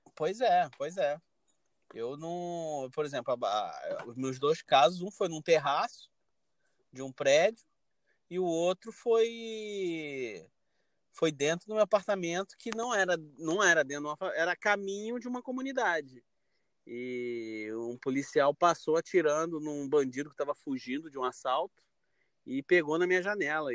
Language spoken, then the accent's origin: Portuguese; Rio de Janeiro, Brazil; moved away as an adult; now in Westchester, United States; sou carioca da gema, da capital Carioca mesmo